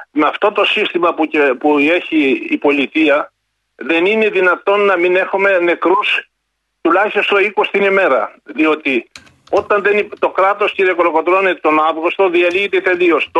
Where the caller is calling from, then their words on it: Epirus, Greece; Είμαι από τα Τζουμέρκα σήμερα. Σα χαιρετώ από τα